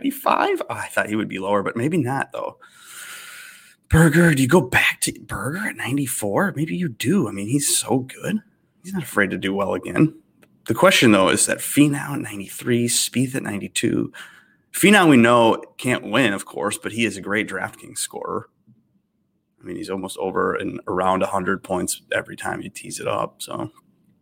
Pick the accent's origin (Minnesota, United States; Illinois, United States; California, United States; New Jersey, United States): Minnesota, United States; I'm from Minnesota